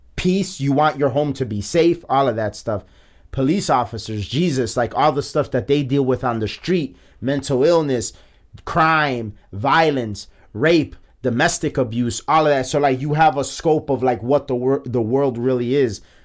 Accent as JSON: {"language": "English", "town": "Chicago", "region": "Illinois", "country": "United States", "said": "I am from the Gage Park neighborhood of Chicago"}